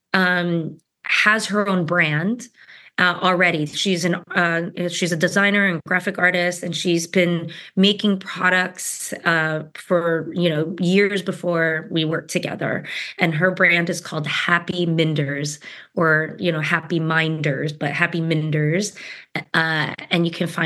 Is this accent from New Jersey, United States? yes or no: yes; New Jersey, United States; I was born in New Jersey.